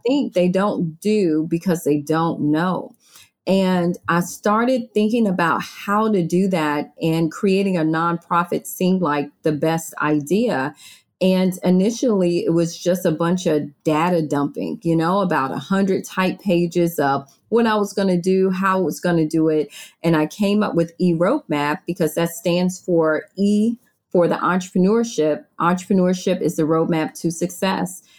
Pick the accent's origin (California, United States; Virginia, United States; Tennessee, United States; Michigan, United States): Virginia, United States; also born or lived in Maryland; now in Florida, United States; I moved to Florida from Maryland, I'm from Virginia